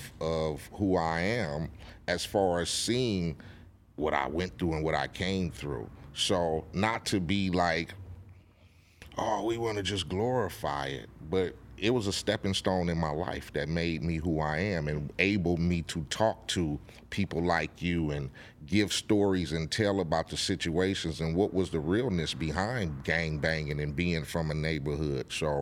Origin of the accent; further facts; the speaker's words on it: Compton, California, United States; And growing up in Compton and seeing what was happening around me